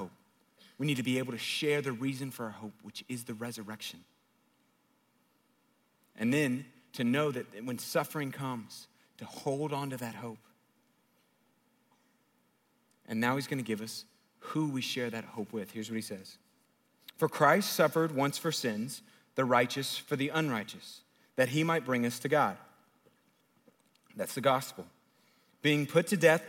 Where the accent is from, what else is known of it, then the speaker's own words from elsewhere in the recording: United States; living in our country